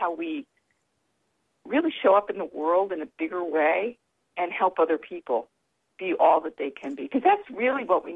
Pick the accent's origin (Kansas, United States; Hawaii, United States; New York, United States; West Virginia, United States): New York, United States; upstate; I learned how to say that in upstate New York, so that's kind of interesting. Yeah, that's where I was raised